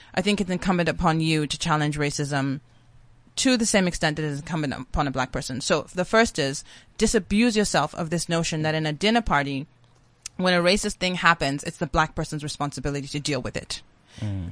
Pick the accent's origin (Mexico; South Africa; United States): South Africa; I am a South African